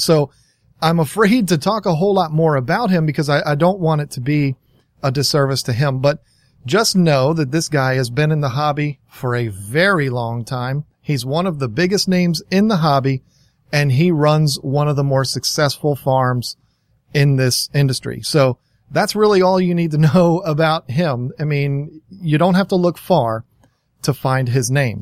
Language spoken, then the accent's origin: English; Virginia, United States; I'm from Virginia